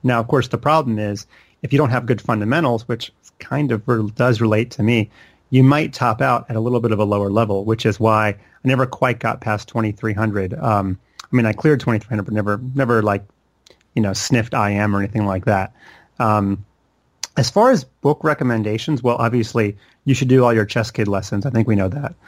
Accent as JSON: {"language": "English", "town": "Charlotte", "region": "North Carolina", "country": "United States", "tie": "born or raised there", "said": "I grew up in Charlotte, which is where I still live today"}